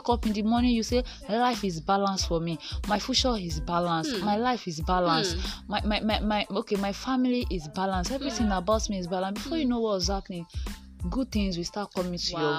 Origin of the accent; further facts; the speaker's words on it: Ondo, Nigeria; I'm born and brought up in Ondo State.